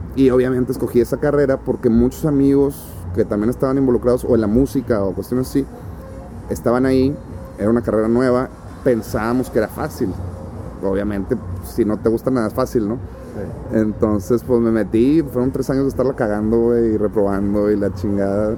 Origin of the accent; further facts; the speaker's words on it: Monterrey, Nuevo León, Mexico; yo soy de Las Mitras Centro, que es poniente de la ciudad y que está aquí a cinco minutos manejando